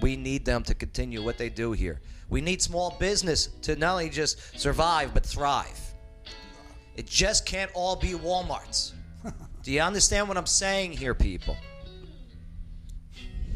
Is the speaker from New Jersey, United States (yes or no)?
yes; New Jersey, United States; accent: New York; moved away as an adult; also born or lived in Nyack, New York; now in Clarksville, United States; I'm a Jersey born, New York lived